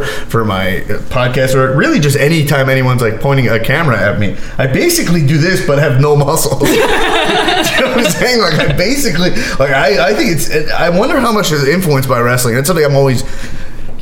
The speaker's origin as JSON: {"language": "English", "area": "Long Island", "region": "New York", "country": "United States", "tie": "born or raised there", "said": "as a Jewish kid growing up in Long Island"}